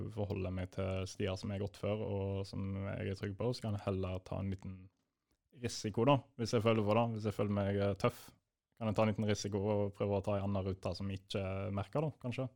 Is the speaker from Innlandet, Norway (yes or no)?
no; Bergen area, Vestland, Norway; now in Hamar, Norway; jeg bor i Hamar. Og jeg er fra Bergen-området.